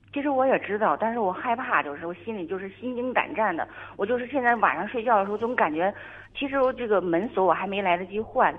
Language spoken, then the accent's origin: Chinese; Northeast China, China; moved away as an adult; 因为我也是东北人，我是东北人，然后远嫁吧，远嫁，由于工作原因，就是在这个另外一个城市